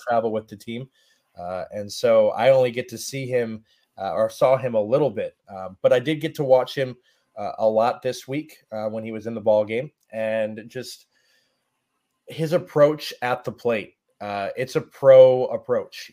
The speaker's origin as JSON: {"language": "English", "town": "Brunswick", "region": "Ohio", "country": "United States", "tie": "born or raised there", "moved": "as an adult", "lives_now": "Lynchburg, United States", "said": "I grew up in Brunswick, Ohio, so about thirty minutes south of Cleveland"}